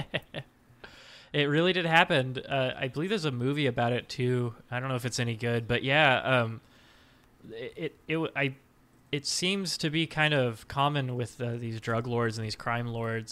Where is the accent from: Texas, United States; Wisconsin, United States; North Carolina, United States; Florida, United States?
Texas, United States; South; I grew up in South Texas